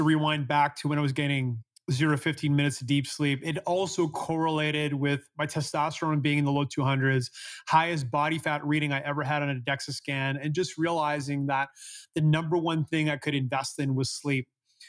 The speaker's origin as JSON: {"language": "English", "country": "Canada", "said": "I'm from Canada, so as a kid, in the winter, we used to sleep with 5 or 6 blankets on top of us because it was really cold at night."}